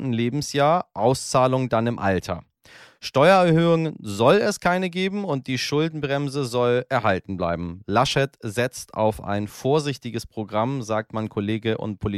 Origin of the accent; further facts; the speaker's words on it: Iran; ich komme aus einer, bin Iraner, so.